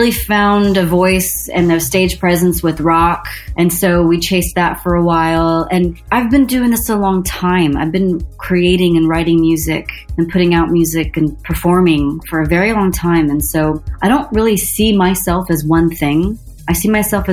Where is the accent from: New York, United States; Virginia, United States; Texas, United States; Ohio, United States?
Texas, United States; Dallas; I was born and raised in Dallas